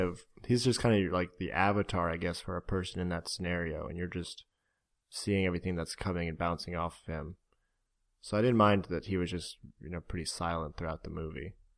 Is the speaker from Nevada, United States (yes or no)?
no; Florida, United States; moved away; we're from Florida